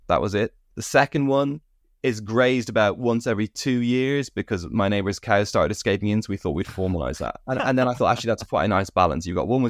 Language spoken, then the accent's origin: English; United Kingdom; also born or lived in Ireland; growing up in Britain and Ireland, I always had a slight sense of ecological depression.